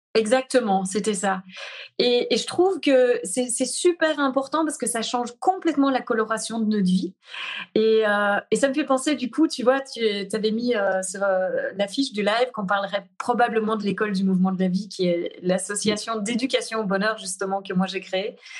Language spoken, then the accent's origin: French; Brussels, Belgium; accent: Belgian, Brussels; moved away as an adult; je suis revenue me poser en Belgique. Euh, et puis là, je sens que c'est vraiment ici que j'ai envie d'être. C'est ici que j'ai envie aussi euh, de, poser ça. Il y, a, il y a quelque chose, j'ai comme reconnecté vraiment à, à ma terre natale